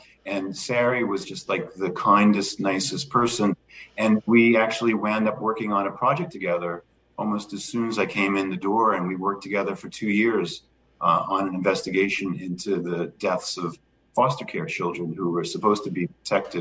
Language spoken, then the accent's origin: English; Levittown, New York, United States; moved away; I grew up in a town called Levittown on Long Island